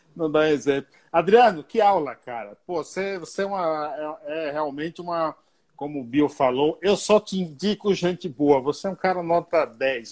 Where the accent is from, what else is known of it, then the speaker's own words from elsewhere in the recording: Paiaiá, Bahia, Brazil; now in São Paulo, Brazil; eu saí lá do Paiaiá, na Bahia, para vir para São Paulo